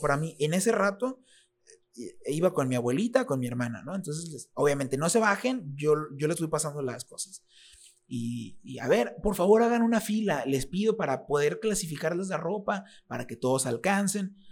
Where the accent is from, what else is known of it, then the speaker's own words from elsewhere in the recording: Reynosa, Tamaulipas, Mexico; also born or lived in State of Mexico; aunque yo nací en el Estado de México, yo soy reinocense. Aquí crecí. Reynosa es mi casa